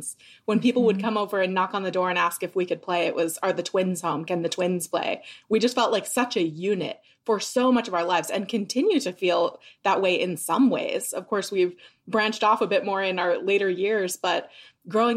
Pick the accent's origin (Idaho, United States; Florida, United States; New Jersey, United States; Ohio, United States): Idaho, United States; Idaho Falls; grew up in Idaho Falls, Idaho, so southeastern Idaho